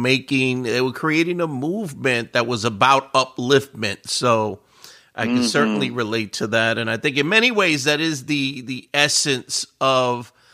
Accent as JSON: {"language": "English", "town": "New York City", "region": "New York", "country": "United States", "said": "I'm from the Bronx, and I'm old enough to have been in the Bronx in the 70s"}